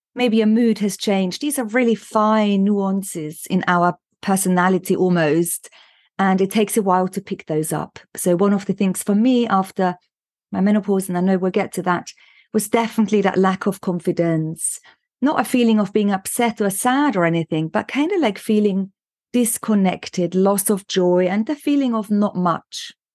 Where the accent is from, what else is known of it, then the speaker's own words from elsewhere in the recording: Austria; moved away as an adult; also born or lived in London, United Kingdom; now in United Kingdom; I was born in Austria